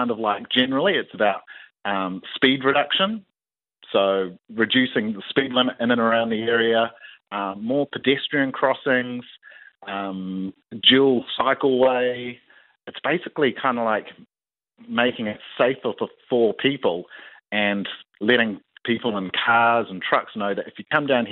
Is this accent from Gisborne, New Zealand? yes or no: yes; Gisborne, New Zealand; I grew up here in Gizzy, riding my bike around